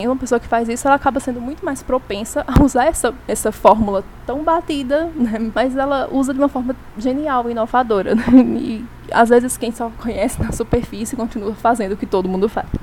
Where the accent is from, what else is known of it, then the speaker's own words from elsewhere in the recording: Brazil; enquanto brasileira